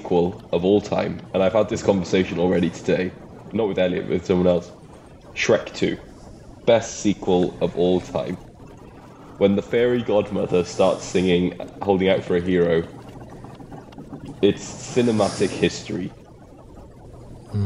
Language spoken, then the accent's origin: English; Wales, United Kingdom; I'm Welsh